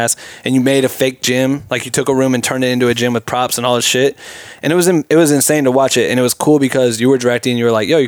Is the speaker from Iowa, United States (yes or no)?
yes; Iowa, United States; moved away; I'm from Iowa